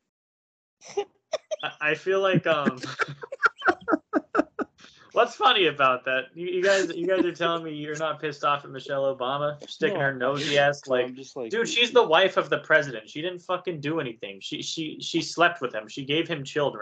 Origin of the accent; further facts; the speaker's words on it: United States; I'm American